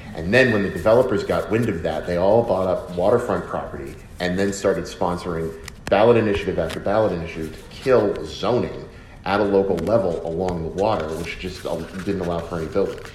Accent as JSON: {"language": "English", "town": "Boston", "region": "Massachusetts", "country": "United States", "said": "I am still from Boston."}